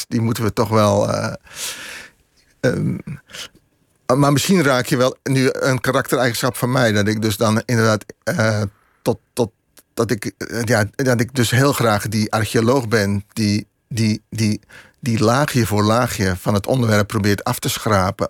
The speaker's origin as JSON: {"language": "Dutch", "town": "Vianen", "region": "Utrecht", "country": "Netherlands", "tie": "born or raised there", "said": "ik ben opgegroeid in Vianen"}